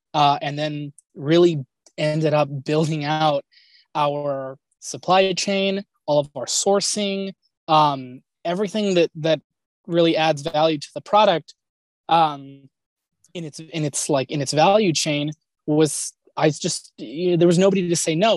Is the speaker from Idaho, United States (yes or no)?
no; Los Angeles, California, United States; born and raised in Southern California. I was born in the Kaiser in Woodland Hills, California, and lived in the Glendale, Pasadena area my entire life